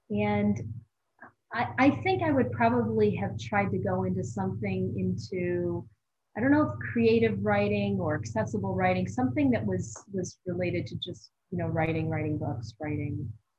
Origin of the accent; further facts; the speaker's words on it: Buffalo, New York, United States; Buffalo, New York. So if you're familiar with the United States, it's considered part of the Rust Belt.